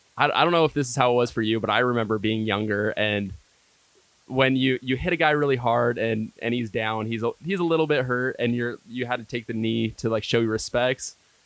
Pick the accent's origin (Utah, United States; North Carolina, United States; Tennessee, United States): Utah, United States; Grantsville; I grew up in Grantsville